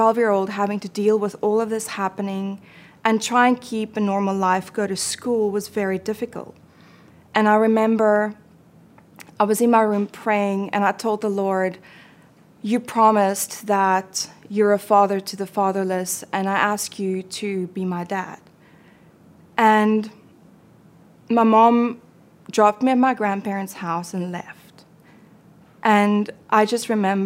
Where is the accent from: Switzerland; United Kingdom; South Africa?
South Africa; I was born and raised in South Africa